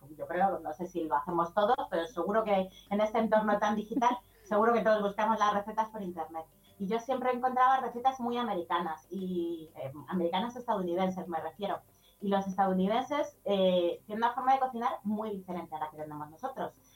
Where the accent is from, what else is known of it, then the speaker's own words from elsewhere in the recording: Madrid, Community of Madrid, Spain; Yo soy de Madrid